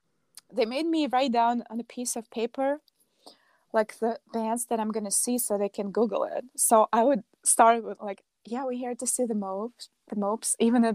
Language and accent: English; Russia; now in Chicago, United States; So I hope we'll do more next time I go to Russia, or they can come here.